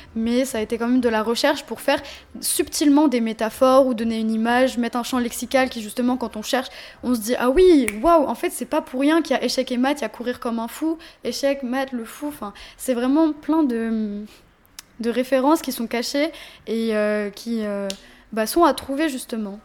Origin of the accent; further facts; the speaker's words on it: Paris, Île-de-France, France; also born or lived in Seine-et-Marne; J'ai grandi à Paris. Mm. beaucoup à Paris 13. Je suis née là-bas d'ailleurs. Et euh, j'ai grandi aussi en Seine-et-Marne